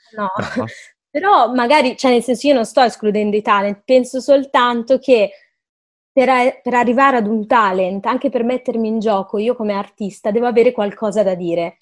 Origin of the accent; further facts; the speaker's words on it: Milan, Lombardy, Italy; io sono di Milano